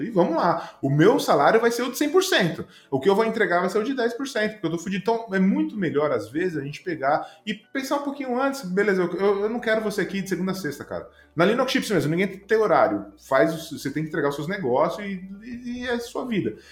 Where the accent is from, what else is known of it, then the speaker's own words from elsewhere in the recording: Juquitiba, São Paulo, Brazil; moved away; voltar pra Juquitiba, lá de onde eu vim, mato